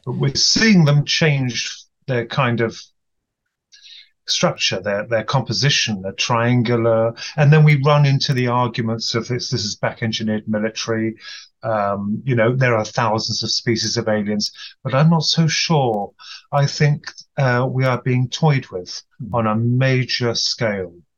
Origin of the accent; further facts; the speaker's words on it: United Kingdom; from the UK, evidently.